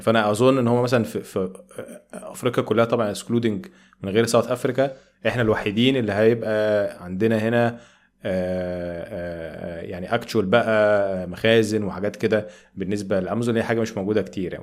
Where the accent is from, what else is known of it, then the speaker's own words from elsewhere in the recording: Egypt; عندنا في مصر